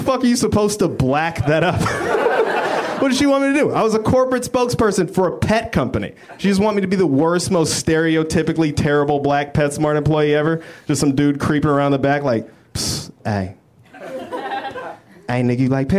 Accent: Denver, Colorado, United States; moved away as an adult; now in Los Angeles, United States; I am from Denver, Colorado. Been in L.A. about a year

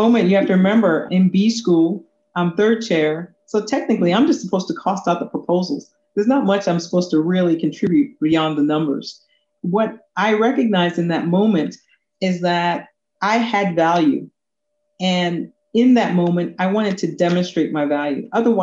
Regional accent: New York, United States; born or raised there; also born or lived in Kingston, Jamaica

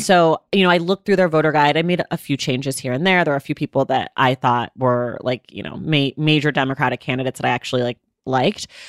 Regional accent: Oakland, California, United States; I am from Oakland, California.

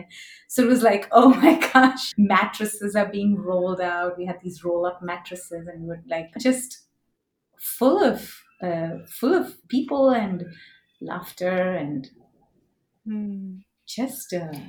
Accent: Mumbai, Maharashtra, India; And I grew up in a very conservative, traditional Indian household.

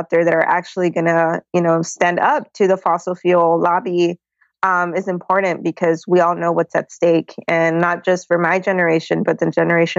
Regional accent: Laredo, Texas, United States; Laredo, Texas, which is my hometown on the Rio Grande River

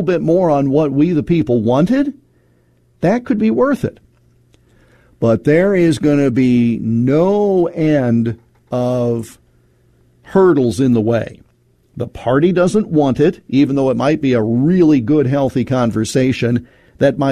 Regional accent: Iowa, United States; my home state of Iowa

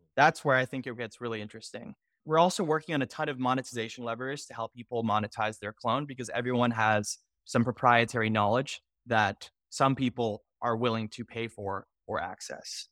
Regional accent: Houston, Texas, United States; I'm originally from Houston, Texas

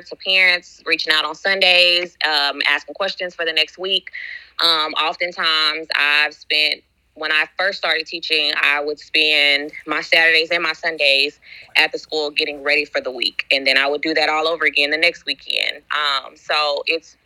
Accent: San Antonio, Texas, United States; now in Houston, United States; I am from San Antonio, Texas, but now I live in Houston

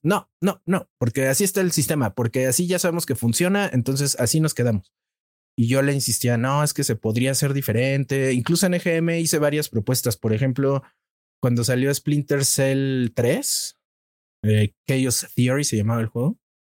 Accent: Mexico; soy un reportero mexicano

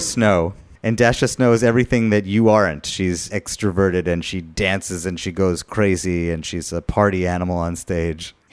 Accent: United States; as an American Jew

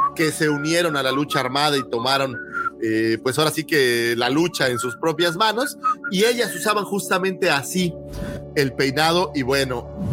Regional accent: Mexico; como mexicanos

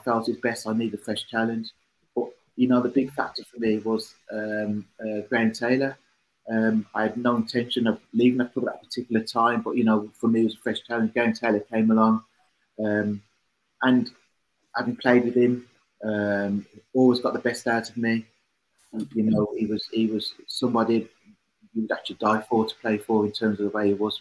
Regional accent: Birmingham, West Midlands, United Kingdom; it was my hometown club.

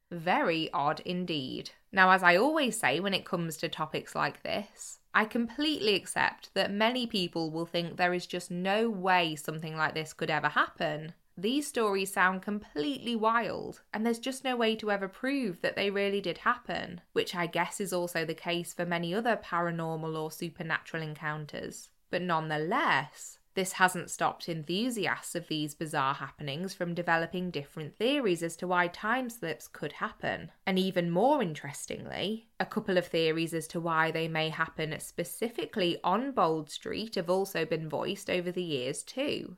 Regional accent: Cheshire, North West England, United Kingdom; I'm from Cheshire

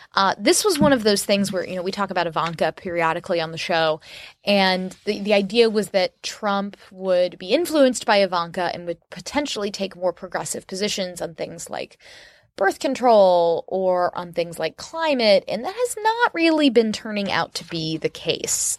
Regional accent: Orlando, Florida, United States; moved away; I love my hometown. I didn't like it when I was growing up there

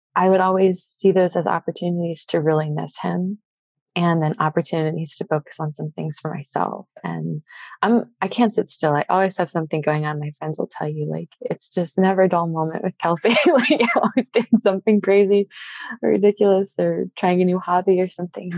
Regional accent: Southern Maryland, United States; moved away as an adult; now in San Diego, United States; So I grew up in Southern Maryland.

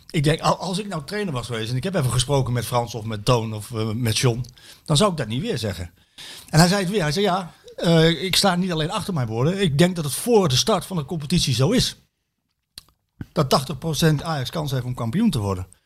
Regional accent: Austria; Ik kom uit Oostenrijk. Red Bull Salzburg is al kampioen voordat er een bal getrapt is.

